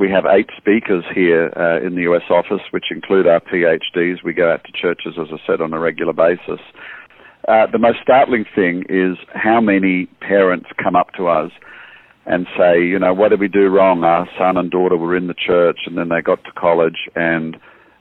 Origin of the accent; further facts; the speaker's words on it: Australia; moved away as an adult; now in United States; I am Australian. As you can hear, I moved to the States in 2009